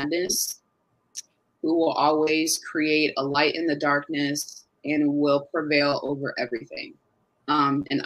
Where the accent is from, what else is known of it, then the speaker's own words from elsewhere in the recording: Carmel, Indiana, United States; also born or lived in Westfield, Indiana; I was born in Carmel, Indiana, born and raised